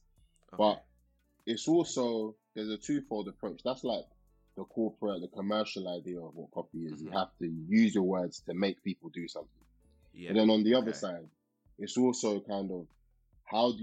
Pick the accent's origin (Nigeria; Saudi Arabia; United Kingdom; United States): Nigeria; being Nigerian